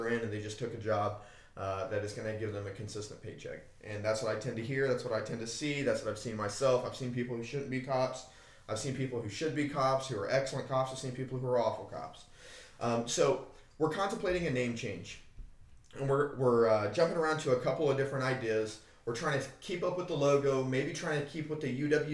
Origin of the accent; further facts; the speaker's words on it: United States; as an American